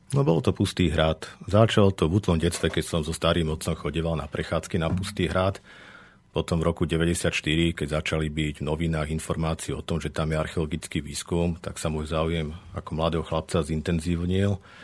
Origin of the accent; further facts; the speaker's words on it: Zvolen, Banská Bystrica Region, Slovakia; som sa práve z Iže vrátil späť do Zvolená a ťažiskovo sa venujem výskumom v našom regióne. Som lokál patriot, mám to tu rád